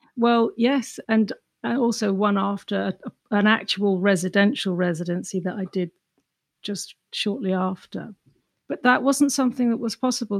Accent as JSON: {"language": "English", "region": "England", "country": "United Kingdom", "tie": "born or raised there", "also_born_or_lived": "London / Ireland", "accent": "English", "moved": "as an adult", "lives_now": "New York, United States", "said": "Growing up in England, you know, a small, dark, crowded, grumpy island"}